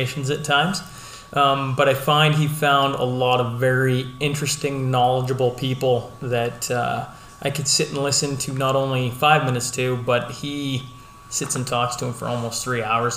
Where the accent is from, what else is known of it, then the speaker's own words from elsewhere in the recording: Hillmont, Saskatchewan, Canada; moved away as an adult; now in Lloydminster, Canada; I was born and raised in Hillmont, Saskatchewan, which most of you know is just northeast of Lloydminster